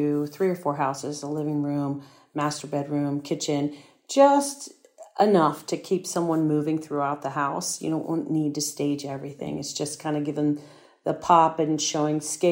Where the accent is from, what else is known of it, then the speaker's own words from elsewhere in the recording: Prince George's County, Maryland, United States; I grew up in Prince George's County